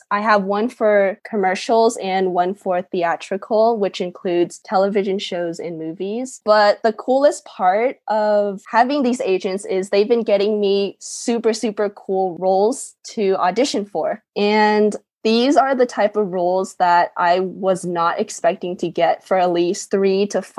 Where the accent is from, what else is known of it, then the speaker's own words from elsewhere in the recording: Houston, Texas, United States; now in Los Angeles, United States; I'm originally from Houston, Texas, and right now I live in Los Angeles, or the area around it